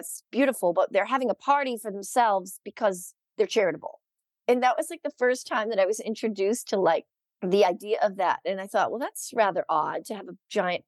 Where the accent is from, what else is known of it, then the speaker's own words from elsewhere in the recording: Boston, Massachusetts, United States; moved away as an adult; now in Los Angeles, United States; I grew up in Massachusetts